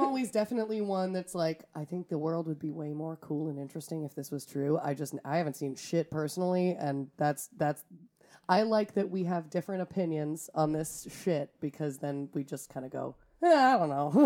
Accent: Wisconsin, United States; we're from Wisconsin

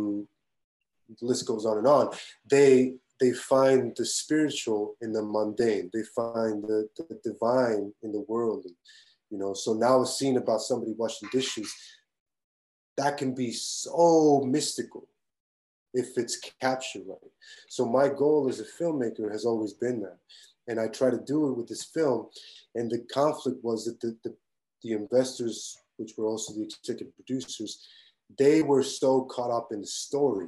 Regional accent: Tijuana, Baja California, Mexico; moved away; where I grew up in Tijuana

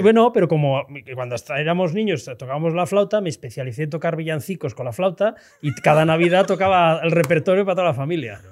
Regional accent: Tarragona, Catalonia, Spain; Yo soy de Tarragona

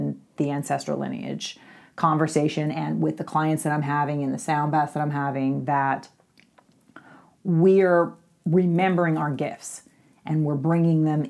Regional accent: Louisville, Kentucky, United States; moved away; I'm from Kentucky originally

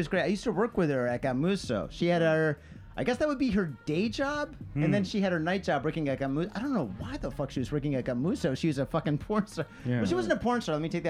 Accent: Detroit, Michigan, United States; now in Japan; Grew up in Detroit area.

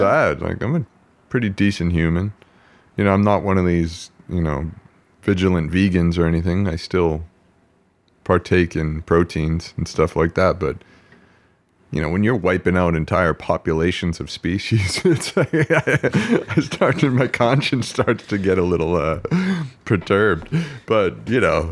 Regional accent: Quincy, Massachusetts, United States; also born or lived in Boston, Massachusetts; now in California, United States; my hometown, Quincy, Massachusetts

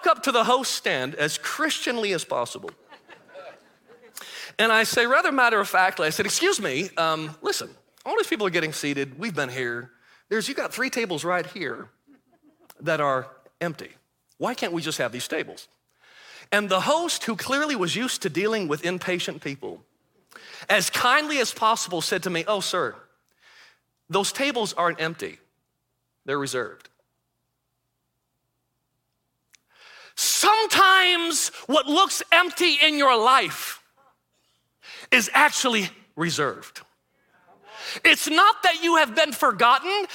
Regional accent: Michigan, United States; moved away; I'm originally from Michigan

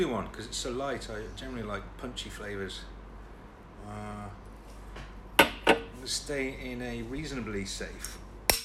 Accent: United Kingdom; being British

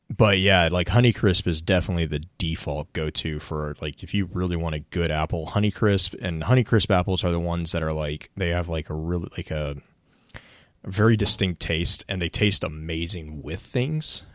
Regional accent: the South, United States; also born or lived in West Texas; growing up in the South

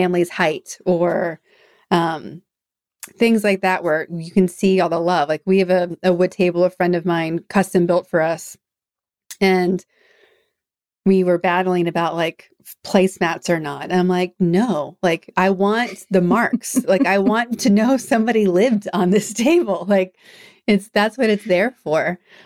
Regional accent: New England, United States; moved away; I come from the East Coast in New England

